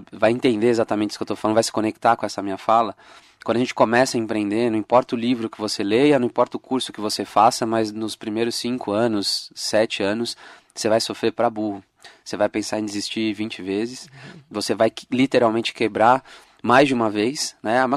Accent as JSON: {"language": "Portuguese", "region": "São Paulo", "country": "Brazil", "said": "Sou de São Paulo."}